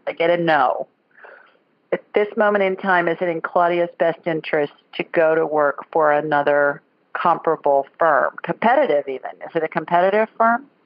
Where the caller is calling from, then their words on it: Sacramento, California, United States; I'm calling from Sacramento, Calif- California